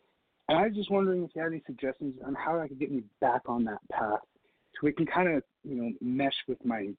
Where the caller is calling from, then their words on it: Tampa, Florida, United States; … from Tampa.